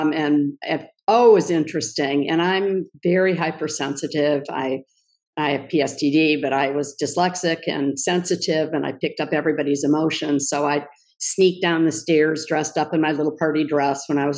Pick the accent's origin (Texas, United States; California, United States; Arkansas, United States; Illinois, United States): Illinois, United States; Kenilworth; I grew up outside Chicago in Kenilworth, Illinois